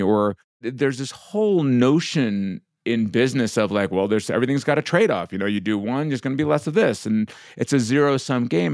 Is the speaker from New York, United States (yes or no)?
yes; suburbs of New York, United States; growing up the way I did in, you know, in, in the suburbs of New York as a Indian immigrant's kid